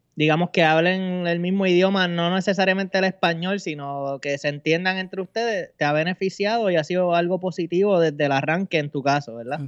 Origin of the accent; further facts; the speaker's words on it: Bayamón, Puerto Rico; yo soy de Bayamón y mi esposa es de Yauco